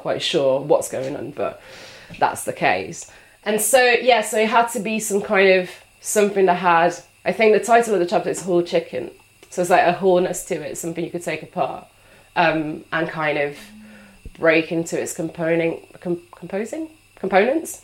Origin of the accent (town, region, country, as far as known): Italy; English is a second language; moved away